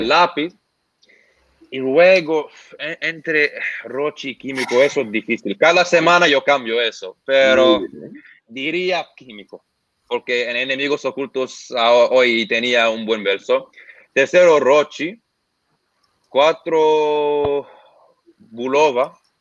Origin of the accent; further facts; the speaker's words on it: Lebanon; Spanish is a second language; now in Australia; yo soy de Líbano